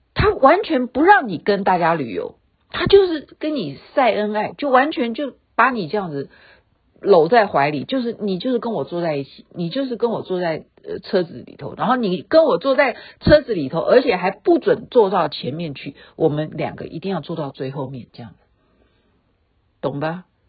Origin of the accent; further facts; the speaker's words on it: Taiwan; 我们台湾人